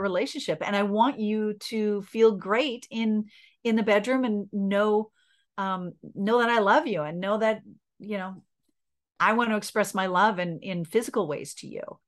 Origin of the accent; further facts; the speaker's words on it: Canada; I'm Canadian